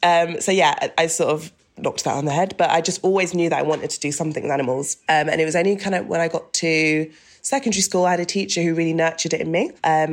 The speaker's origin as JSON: {"language": "English", "town": "Doncaster", "region": "Yorkshire and the Humber", "country": "United Kingdom", "tie": "born there", "said": "because I was born in Doncaster, right, in South Yorkshire, and my dad still lives there."}